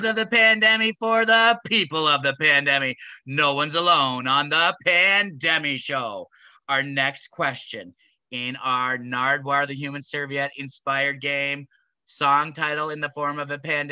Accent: Canada; as a Canadian

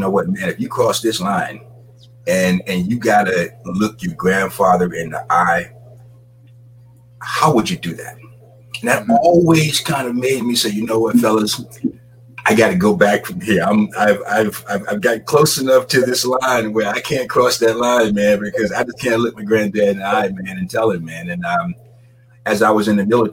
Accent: Jacksonville, Florida, United States; I grew up in Jacksonville, Florida.

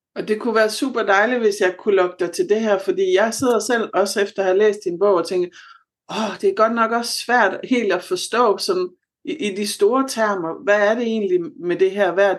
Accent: Southern Jutland, Southern Denmark, Denmark; moved away; Jeg er oprindelig fra Sønderjylland

